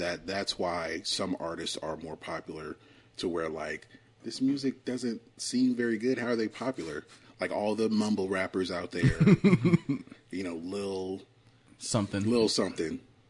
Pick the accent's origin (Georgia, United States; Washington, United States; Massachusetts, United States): Georgia, United States; Augusta; moved away; also born or lived in Carrollton, Georgia; like I'm from Augusta